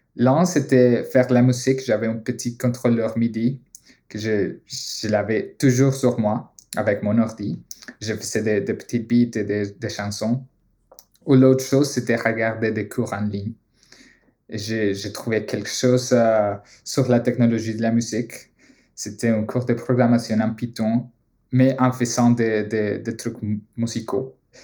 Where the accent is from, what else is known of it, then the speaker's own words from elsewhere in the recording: Colombia; French is a second language; moved away as an adult; also born or lived in United States / Boston; now in Montreal, Canada; je viens de la Colombie